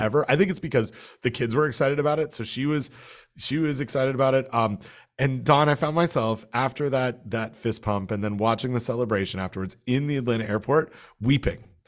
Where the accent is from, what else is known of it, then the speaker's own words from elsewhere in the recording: Canada; now in United States; my home country